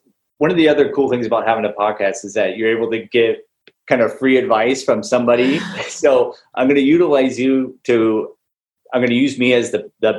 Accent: Newport Beach, California, United States; I grew up here in Newport Beach, California. So there's millionaires every which way you can throw a rock.

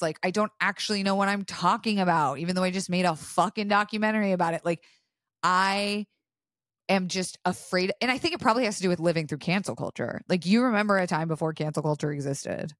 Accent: Florida, United States; I was raised in Florida

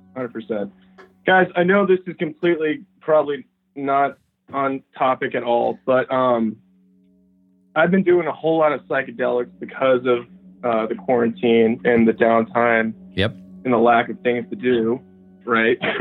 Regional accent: Nashville, Tennessee, United States; I'm from Tennessee. Like yeah, uh, I'm from Nashville

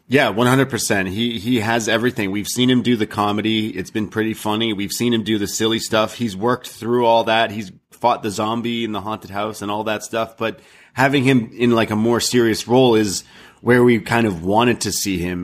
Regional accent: Canada; I'm Canadian.

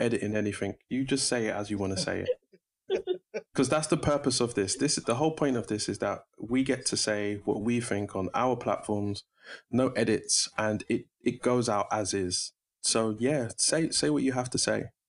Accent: London, United Kingdom; I was born in Brixton

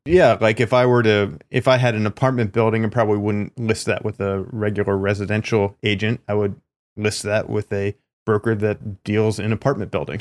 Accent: East Coast, United States; now in California, United States; I'm from the East Coast

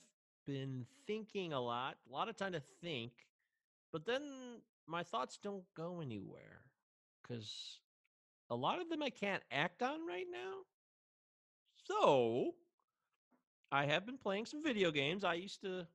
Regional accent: United States; I'm the Yankee.

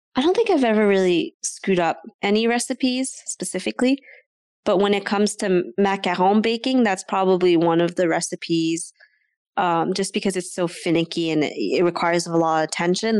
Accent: Ottawa, Ontario, Canada; I grew up in Ottawa my whole life

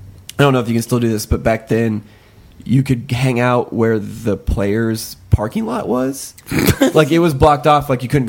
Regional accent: Southwest Iowa, United States; I grew up in Southwest Iowa

